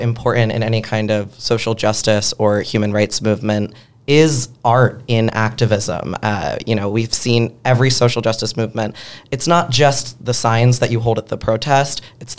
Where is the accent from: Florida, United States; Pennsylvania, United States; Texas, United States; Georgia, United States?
Pennsylvania, United States; Philadelphia; now in Pittsburgh, United States; Yeah, as someone from Philly and chose to leave for Pittsburgh, I'm a big fan of all Pennsylvania.